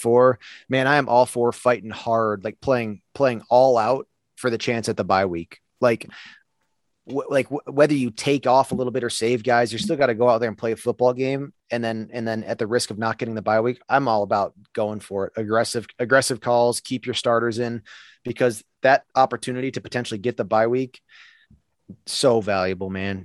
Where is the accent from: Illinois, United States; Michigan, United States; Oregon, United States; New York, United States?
New York, United States; Buffalo; I'm from Buffalo, New York